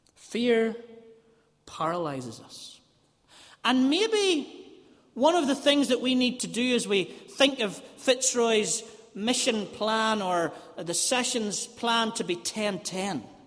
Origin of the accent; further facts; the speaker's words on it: Ballymena, Northern Ireland, United Kingdom; moved away as an adult; also born or lived in Dublin; I was from Ballymena